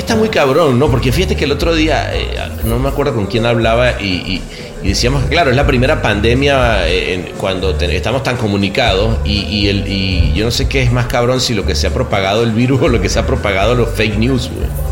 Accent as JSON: {"language": "Spanish", "country": "Venezuela", "also_born_or_lived": "Mexico", "moved": "as an adult", "said": "como venezolano"}